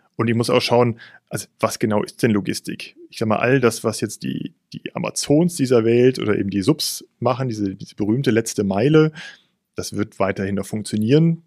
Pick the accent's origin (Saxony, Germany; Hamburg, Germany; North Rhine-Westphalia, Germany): North Rhine-Westphalia, Germany; Cologne; Ich bin vierzig Jahre alt, gebürtiger Kölner